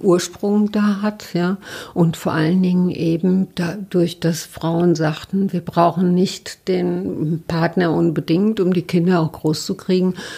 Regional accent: Mainz, Rhineland-Palatinate, Germany; moved away; also born or lived in Berlin; ich bin aus Mainz

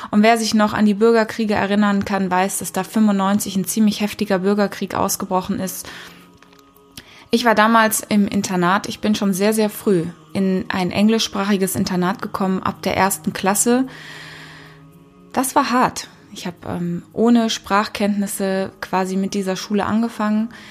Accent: Kenya; Ich bin in Afrika geboren und aufgewachsen. Und nicht in Südafrika, wie so viele denken, sondern in Kenia, in Ostafrika, in den 80ern

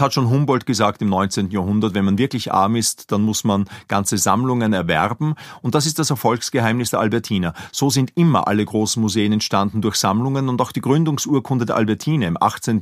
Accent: Linz, Upper Austria, Austria; moved away as an adult; now in Vienna, Austria; Ich bin in Linz geboren, bin zum Studium der Kunstgeschichte nach Wien übersiedelt, habe hier promoviert

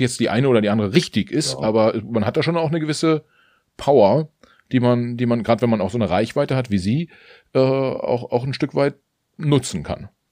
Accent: Mecklenburg-Vorpommern, Germany; in Mecklenburg-Vorpommern aufgewachsen

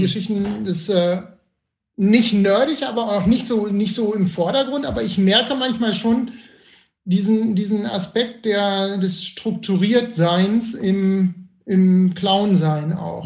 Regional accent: Bielefeld, North Rhine-Westphalia, Germany; ich komme ja aus Bielefeld

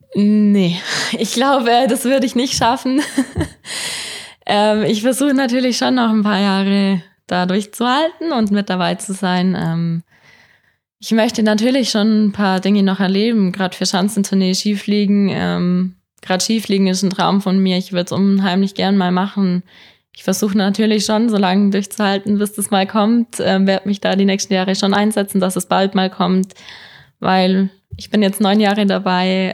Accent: Oberstdorf, Bavaria, Germany; da, wo ich angefangen habe, wo ich aufgewachsen bin

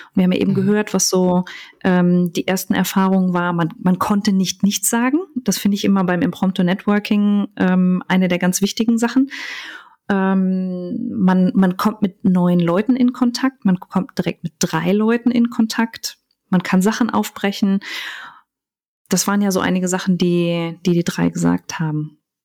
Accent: Cologne, North Rhine-Westphalia, Germany; ich tatsächlich mit Köln und meiner Heimat sehr verbunden bin

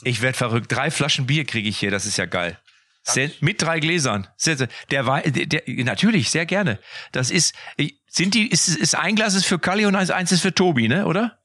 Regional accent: North Rhine-Westphalia, Germany; ich komme ja aus Westfalen

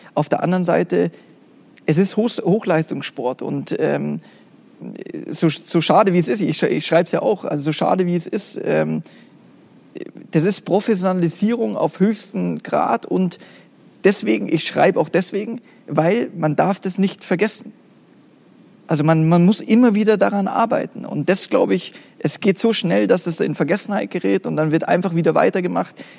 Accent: Munich, Bavaria, Germany; von meiner Kindheit an im Fußballverein, im kleinen Verein in München

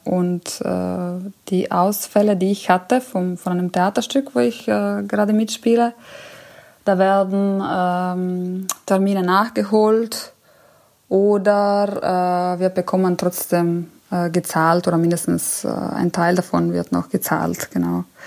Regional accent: Italy; also born or lived in Germany; now in Munich, Germany; als Italienerin, ich bin ja hier in Deutschland, ist ja mein Hauptwohnsitz

